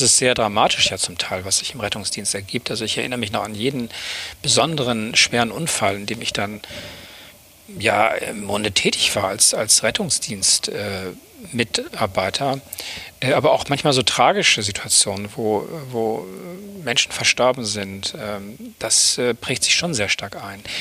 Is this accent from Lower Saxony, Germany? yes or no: yes; Oldenburg, Lower Saxony, Germany; moved away as an adult; also born or lived in Bremen / East Frisia; now in Hamburg, Germany; Ich bin geboren in Bremen, also einer anderen Hansestadt, dort ähm, aber nur kurz äh, auch eingeschult worden und dann bin ich aufgewachsen in einer kleineren Stadt in Niedersachsen in Oldenburg